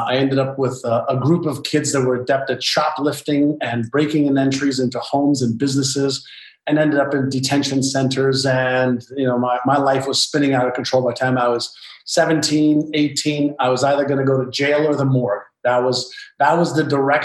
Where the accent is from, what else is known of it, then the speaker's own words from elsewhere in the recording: Montreal, Quebec, Canada; English is a second language; also born or lived in Israel; when I moved from Israel to Montreal, Canada, I was just learning the Hebrew language as a 5-year-old